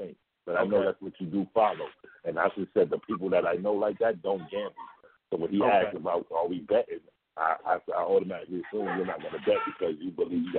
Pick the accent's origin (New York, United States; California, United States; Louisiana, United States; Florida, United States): New York, United States; New York City; I'm from Harlem, bro.